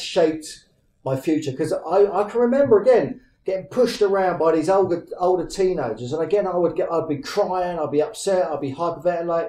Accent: Luton, East of England, United Kingdom; in Luton, my hometown.

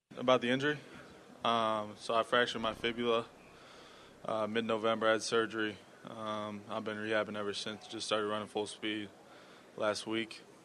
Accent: Iowa, United States; I grew up in Iowa, a small town, nine hundred people

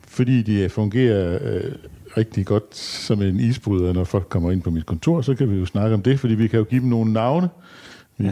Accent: Skærbæk, Southern Denmark, Denmark; i Skærbæk, hvor jeg kommer fra

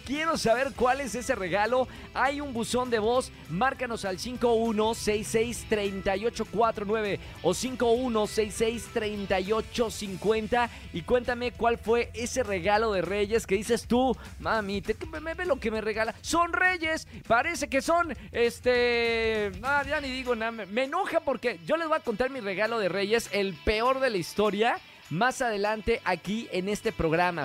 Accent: Monterrey, Nuevo León, Mexico; now in Mexico City, Mexico; Soy de Monterrey, eso ya lo saben, soy de Monterrey

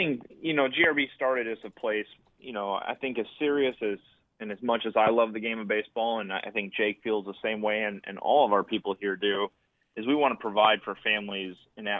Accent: Marinette, Wisconsin, United States; moved away; I'm originally from Marinette, Wisconsin, so about an hour north of Green Bay

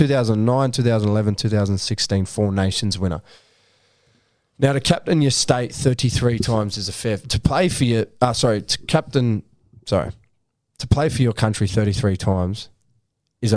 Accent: Australia; I'm an Aussie

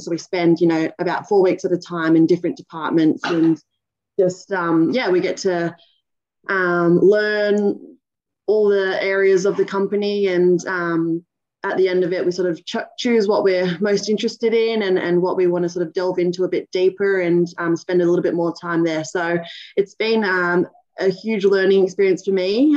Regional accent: Cronulla, New South Wales, Australia; also born or lived in New Zealand; I was born in New Zealand. Um, I moved to Australia when I was three years old. So, um, you know, yeah, brought, brought up over here in Aussie. I've lived in Cronulla most of my life.

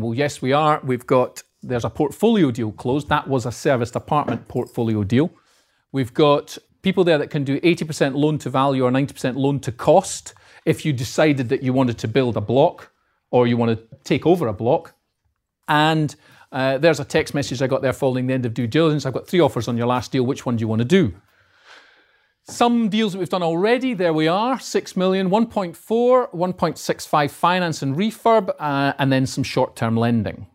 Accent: Edinburgh, Scotland, United Kingdom; accent: north of the border; moved away as an adult; now in Peterborough, United Kingdom; I'm from Edinburgh. As you can probably tell, but my accent is uh, north of the border. So I'm from Edinburgh

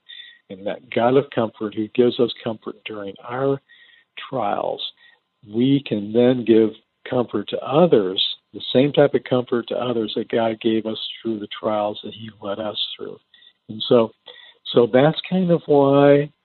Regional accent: Defiance, Ohio, United States; also born or lived in Kentucky / India / Toledo, Ohio; I was born in a little town in Ohio called Defiance

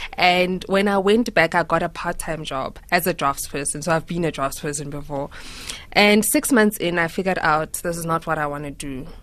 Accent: Mahikeng, North West, South Africa; growing up in Mafeking

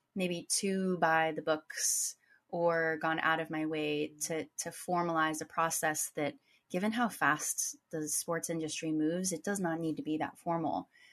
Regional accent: United States; I, as an American

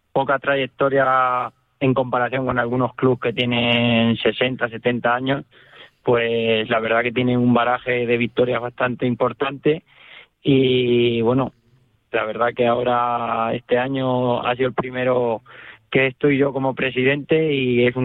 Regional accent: Castilla-La Mancha, Spain; Y yo, por ejemplo, como castellano manchego y por experiencia

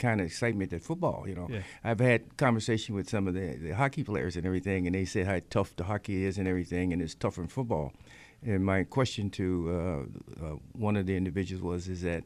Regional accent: Midwest, United States; now in Buffalo, United States; I'm from the Midwest

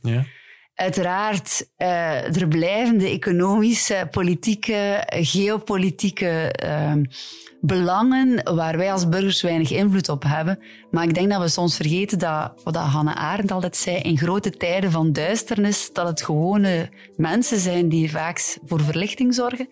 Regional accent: Ghent, Flanders, Belgium; Ik ben van Gent, dus ik ken vooral de Gentse scène

